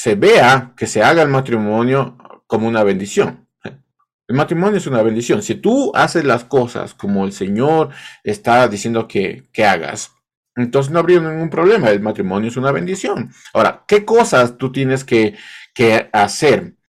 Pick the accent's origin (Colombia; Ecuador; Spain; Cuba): Ecuador; parece que solo en, Ecuador se, se, dice esto del casado casa quiere